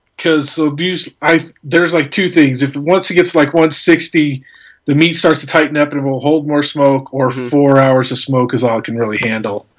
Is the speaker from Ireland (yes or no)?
no; Albuquerque, New Mexico, United States; born or raised there